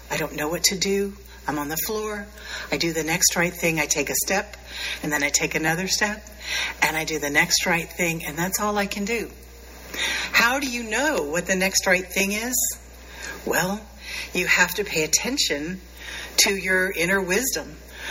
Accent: Appalachia, United States; I grew up very near Appalachia

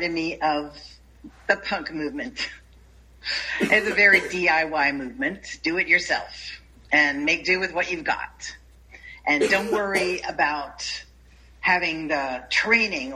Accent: United States

